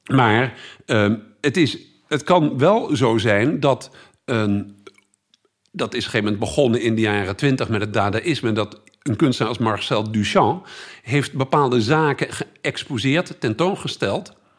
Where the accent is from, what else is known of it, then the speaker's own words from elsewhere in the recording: Utrecht, Netherlands; also born or lived in Tilburg / Groningen; ik kom uit Utrecht